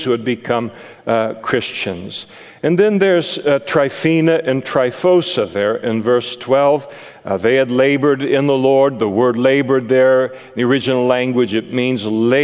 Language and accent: English; Napa, California, United States; I grew up in Napa